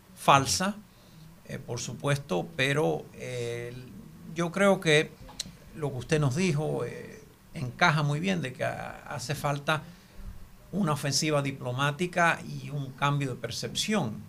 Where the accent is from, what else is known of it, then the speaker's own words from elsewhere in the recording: Cuba; now in United States; Nací, me crié en Cuba y vivo en los Estados Unidos.